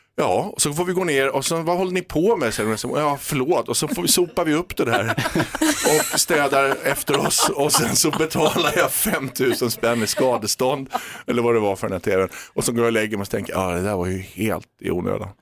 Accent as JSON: {"language": "Swedish", "country": "Sweden", "also_born_or_lived": "London", "moved": "yes", "said": "jag var svensk"}